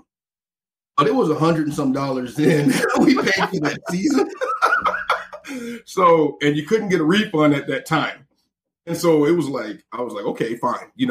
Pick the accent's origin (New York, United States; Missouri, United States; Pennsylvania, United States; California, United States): Missouri, United States; we're from Missouri, so it's hot